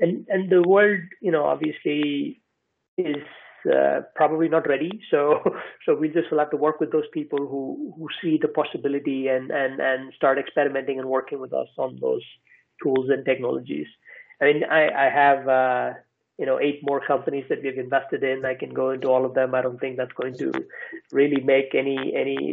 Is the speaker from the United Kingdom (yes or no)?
no; India; also born or lived in United States; now in Iceland; I'm from India, I live in Iceland, I've lived in the US